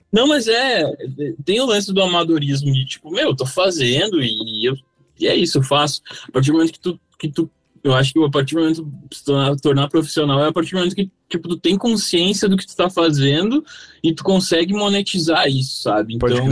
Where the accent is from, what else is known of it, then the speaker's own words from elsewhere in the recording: Três Coroas, Rio Grande do Sul, Brazil; moved away as an adult; now in São Paulo, Brazil; a gente saiu de Três Coroas, que é uma cidade muito pequenininha lá no sul